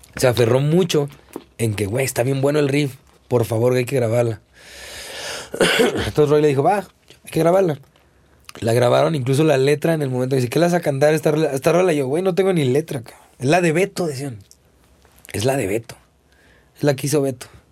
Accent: Zapopan, Jalisco, Mexico; also born or lived in Guadalajara; nací en Guadalajara pero digo, yo nunca he vivido en Guadalajara. Toda la vida he vivido en Zapopan.

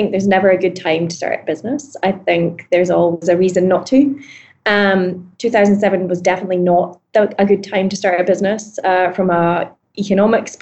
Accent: Scotland, United Kingdom; moved away as an adult; now in New York, United States; I'm Scottish.

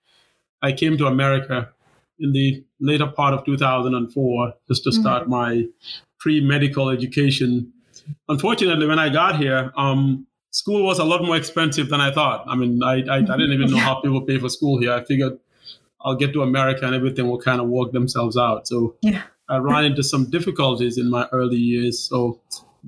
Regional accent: Gambia; moved away as an adult; also born or lived in Tacoma, Washington / Seattle, Washington / Wisconsin; now in Milwaukee, United States; I was born and raised there

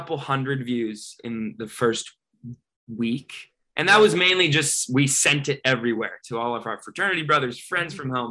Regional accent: San Diego, California, United States; moved away as an adult; also born or lived in Dallas; I'm from San Diego

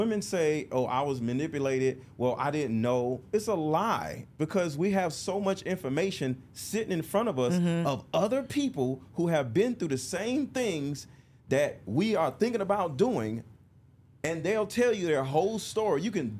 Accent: Detroit, Michigan, United States; I can understand what you're saying, because I was raised in Detroit. It was the same way.

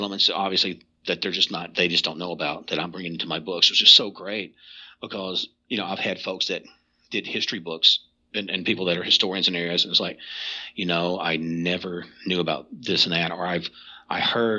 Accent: Kentucky, United States; So you may look at a book and go, well, I'm from Eastern Kentucky.

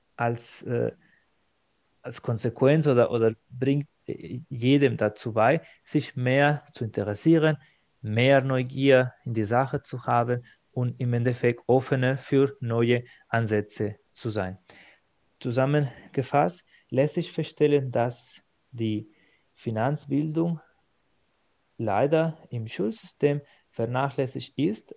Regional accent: Spain; German is a second language; moved away as an adult; now in Germany; in meiner Heimat in Spanien

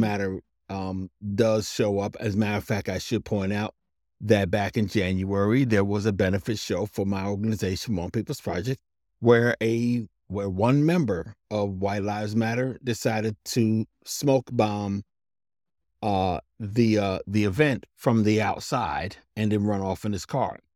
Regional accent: New Brunswick, New Jersey, United States; I'm from New Brunswick, New Jersey

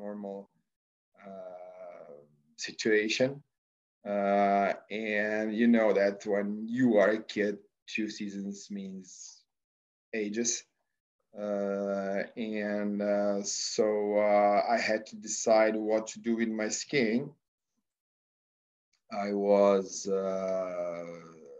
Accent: Slovenia; also born or lived in Australia; I'm coming from Slovenia, which is a small country, as you know, but very sportly oriented

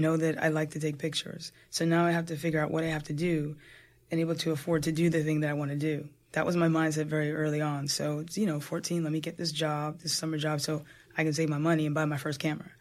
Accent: New Jersey, United States; I'm a Jersey girl, born and raised in Jersey

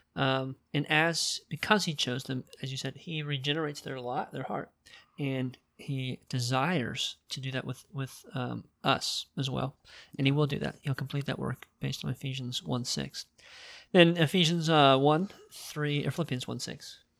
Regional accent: United States; why was I born in America

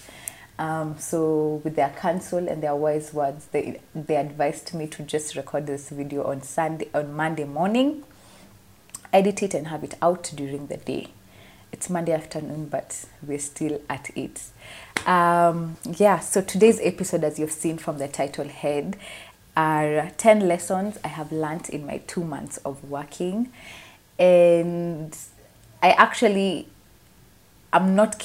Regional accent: Kenya; Jamhuri Day for us is our Independence Day

